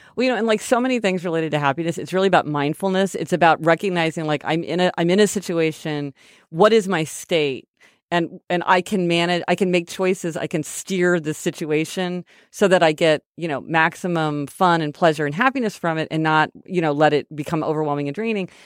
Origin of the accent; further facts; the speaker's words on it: Kansas City, Missouri, United States; We're from Kansas City, Missouri